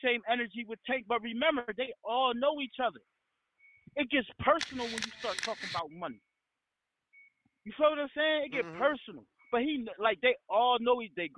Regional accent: New Jersey, United States; I'm from Jersey

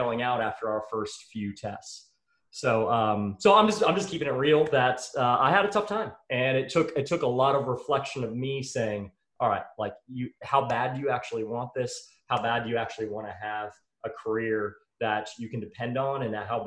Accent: Texas, United States; I'm from Texas, born and raised in Texas

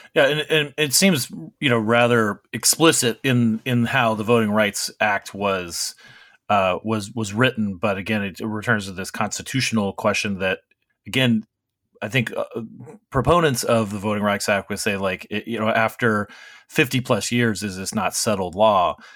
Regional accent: Arizona, United States; my home state of Arizona

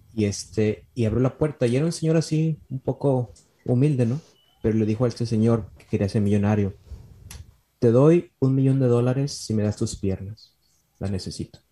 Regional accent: Mexico; moved away as an adult; now in Michigan, United States; somos mexicanos y trabajamos con gente hispana

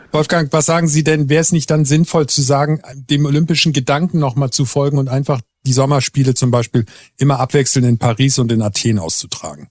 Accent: Berlin, Germany; now in Hamburg, Germany; Ich komme aus Berlin

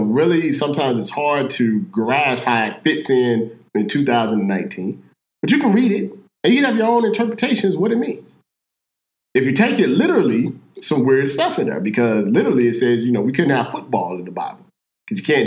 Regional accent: St. Louis, Missouri, United States; I'm from Missouri, St. Louis, Missouri

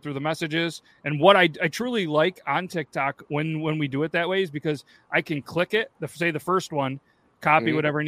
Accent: Syracuse, New York, United States; I grew up in Syracuse

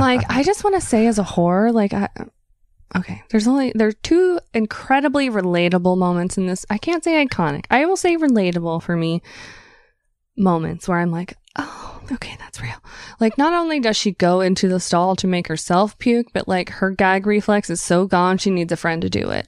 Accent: the South, United States; moved away; we're from the South

